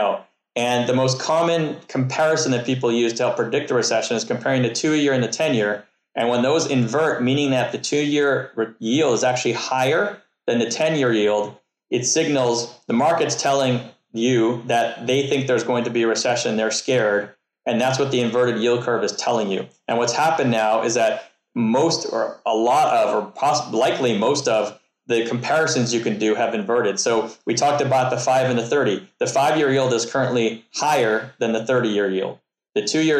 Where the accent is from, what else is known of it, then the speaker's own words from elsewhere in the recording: Canada; I'm from Canada